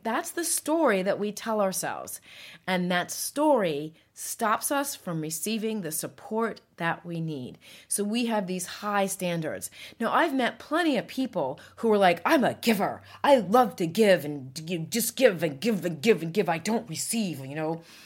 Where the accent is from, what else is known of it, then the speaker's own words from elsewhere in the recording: United States; I'm an American, proud of it, and, and we are fiercely independent people